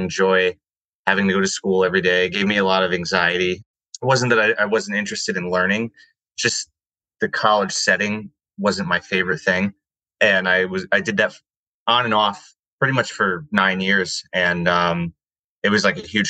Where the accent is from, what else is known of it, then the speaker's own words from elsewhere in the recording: West Haven, Connecticut, United States; I grew up in West Haven, Connecticut